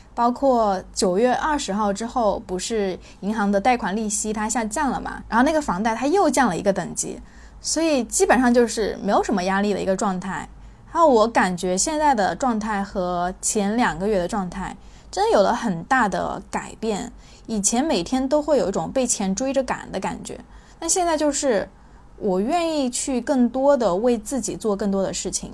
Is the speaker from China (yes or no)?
yes; China; also born or lived in Guangzhou; 这个观念对我们中国人来说影响是巨大的